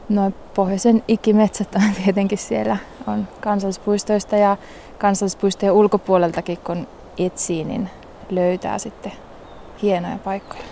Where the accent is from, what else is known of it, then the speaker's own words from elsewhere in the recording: Liminka, North Ostrobothnia, Finland; moved away; mä oon Limingasta lähtöisin ja siellä on lintupiirit aika suuret